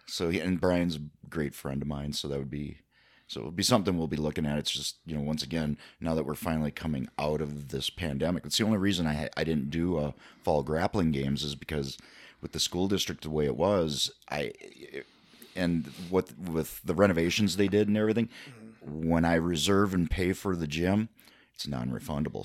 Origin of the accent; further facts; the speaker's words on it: Ellsworth, Wisconsin, United States; I'm originally from Ellsworth